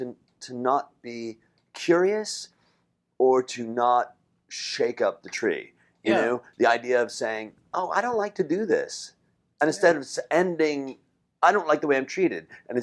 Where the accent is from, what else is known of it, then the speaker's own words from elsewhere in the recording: Chicago, Illinois, United States; I'm from Chicago.